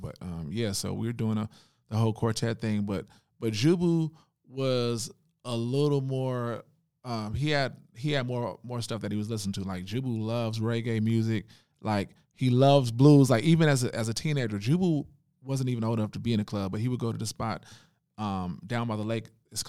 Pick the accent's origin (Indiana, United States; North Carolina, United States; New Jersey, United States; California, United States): California, United States; Oakland; Born and raised in Oakland on Seminary Avenue.